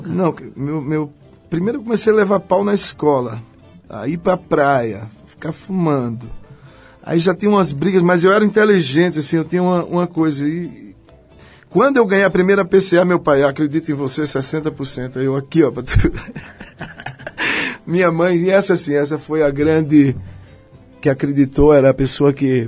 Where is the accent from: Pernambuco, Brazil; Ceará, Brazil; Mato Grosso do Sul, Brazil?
Pernambuco, Brazil; Belo Jardim; now in São Paulo, Brazil; eu sou do Agreste, eu sou de Belo Jardim